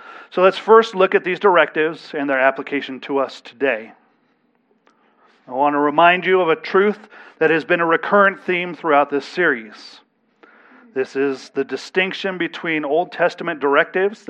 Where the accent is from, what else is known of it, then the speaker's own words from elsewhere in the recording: United States; we as American citizens are under an obligation to abide by the civil laws of our county, our state, and our nation